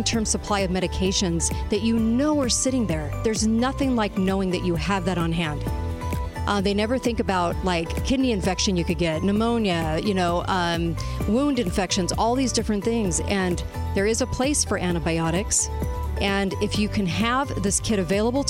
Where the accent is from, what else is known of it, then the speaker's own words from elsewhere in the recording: California, United States; moved away; I'm from California